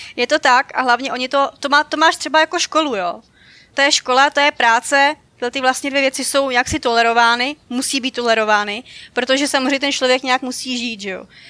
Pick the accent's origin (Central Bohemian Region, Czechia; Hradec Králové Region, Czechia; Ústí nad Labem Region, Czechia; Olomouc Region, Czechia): Central Bohemian Region, Czechia; Dobříš; já jsem u nás na Dobříši, já jsem z Dobříše a u nás přímo máme sál království